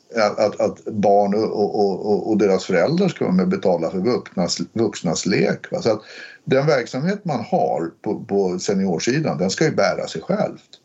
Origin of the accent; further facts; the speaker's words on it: Stockholm, Stockholm County, Sweden; jag är uppväxt i Hökarängen